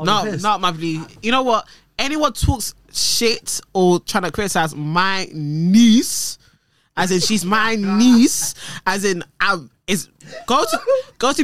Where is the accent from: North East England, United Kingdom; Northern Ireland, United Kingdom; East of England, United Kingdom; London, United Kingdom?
London, United Kingdom; I'm from North